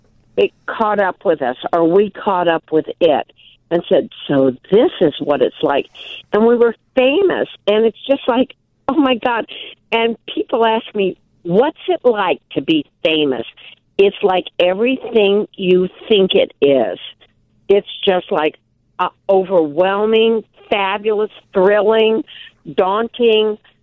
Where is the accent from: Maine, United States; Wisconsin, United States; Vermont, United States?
Wisconsin, United States; Milwaukee; But we're from Milwaukee.